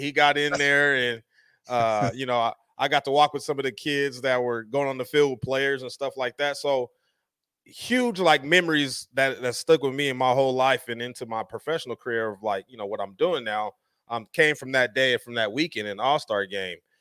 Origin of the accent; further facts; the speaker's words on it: Denver, Colorado, United States; now in Las Vegas, United States; I grew up in Denver, Colorado